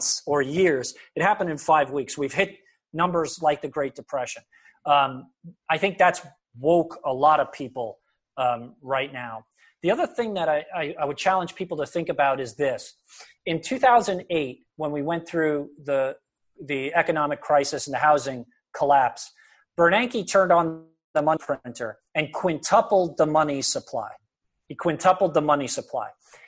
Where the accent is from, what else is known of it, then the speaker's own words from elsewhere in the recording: United States; I was just born in America